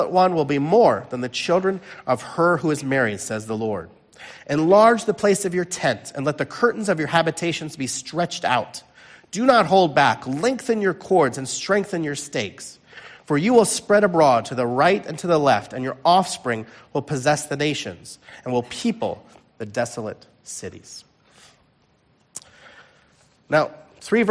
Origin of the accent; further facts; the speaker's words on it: Chicago, Illinois, United States; I'm originally from the Chicago area